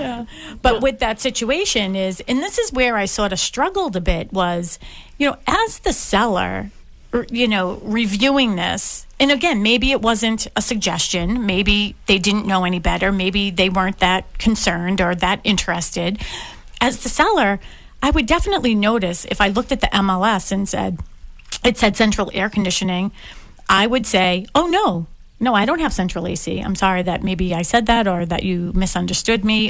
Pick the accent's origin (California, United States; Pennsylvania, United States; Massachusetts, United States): Massachusetts, United States; Boston; I grew up in Dorchester Ave